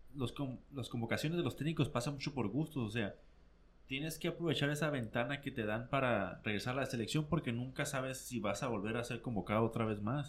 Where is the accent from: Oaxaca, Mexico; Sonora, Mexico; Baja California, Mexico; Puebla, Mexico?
Baja California, Mexico; Mexicali; somos de Mexicali, nos gustan las águilas de Mexicali